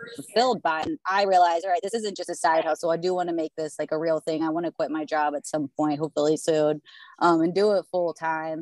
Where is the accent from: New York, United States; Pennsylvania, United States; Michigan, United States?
Pennsylvania, United States; I'm from Pennsylvania